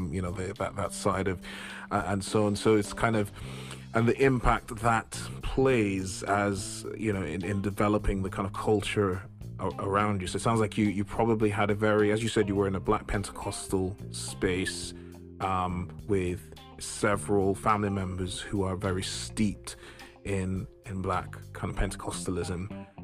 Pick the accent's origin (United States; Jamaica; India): Jamaica; moved away; I grew up in Jamaica